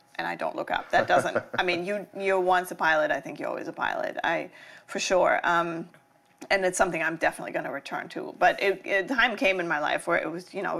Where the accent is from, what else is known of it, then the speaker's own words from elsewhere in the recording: Germany; moved away; also born or lived in Los Angeles, United States; growing up in Germany